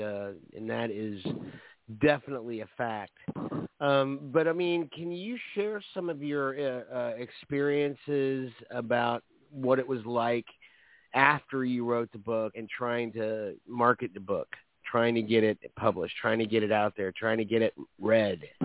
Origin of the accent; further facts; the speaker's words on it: Orlando, Florida, United States; I'm a natural born Floridian. I was born in Orlando. I live in Orlando